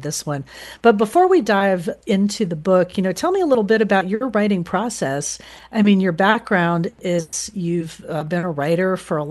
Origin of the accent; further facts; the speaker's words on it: Florida, United States; moved away; my home state of Florida